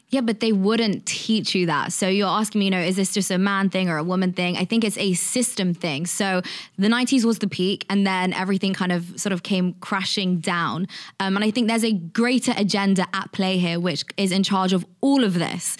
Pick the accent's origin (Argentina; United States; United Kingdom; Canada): United Kingdom; London; I'm from London, and when I was twenty-one, I used to work as a journalist